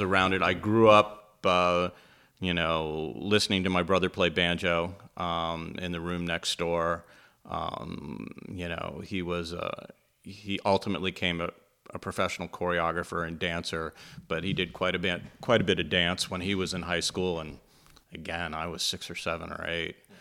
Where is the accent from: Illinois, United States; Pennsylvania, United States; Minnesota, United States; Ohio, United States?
Pennsylvania, United States; Pittsburgh; I grew up in Pittsburgh, Pennsylvania